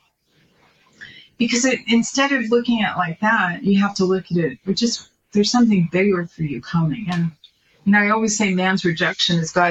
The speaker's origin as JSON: {"language": "English", "region": "New York", "country": "United States", "tie": "born or raised there", "moved": "yes", "lives_now": "California, United States", "said": "when I was growing up in New York"}